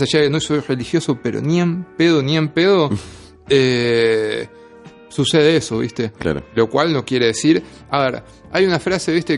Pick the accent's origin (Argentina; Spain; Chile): Argentina; Lomas de Zamora, Buenos Aires Province; moved away as an adult; now in Buenos Aires, Argentina; yo soy de Lomas de Zamora, hace ocho años que vivo en Capital